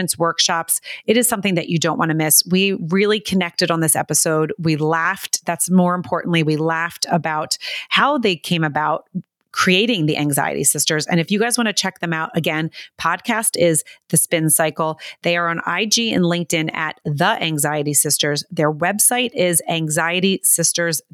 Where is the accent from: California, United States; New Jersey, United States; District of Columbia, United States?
New Jersey, United States; I grew up in Jersey